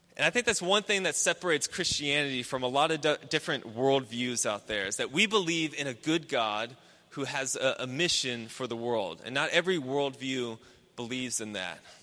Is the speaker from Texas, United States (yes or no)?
yes; Houston, Texas, United States; I grew up in Houston. I grew up just up 290, just uh, northwest toward Austin, and in, in the suburbs